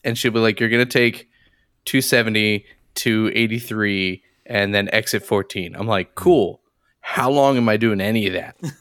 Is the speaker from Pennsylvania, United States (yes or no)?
yes; Philadelphia, Pennsylvania, United States; I grew up in the Philadelphia area